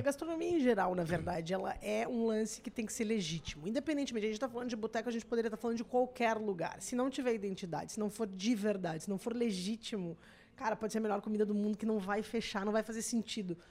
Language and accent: Portuguese; Serra Gaúcha, Rio Grande do Sul, Brazil; Na Serra, de onde eu sou